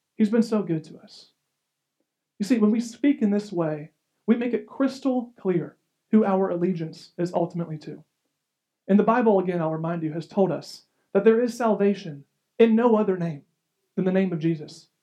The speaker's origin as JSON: {"language": "English", "country": "United States", "said": "as an American"}